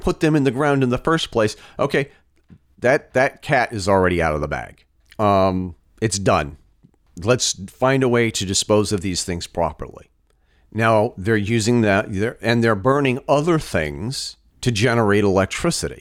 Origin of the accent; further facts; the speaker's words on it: Vermont, United States; my home state of Vermont